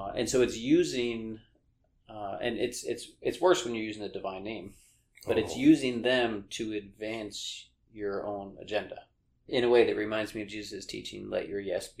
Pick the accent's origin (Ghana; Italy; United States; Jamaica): United States; Long Island, New York; I grew up on Long Island in New York in a blue-collar town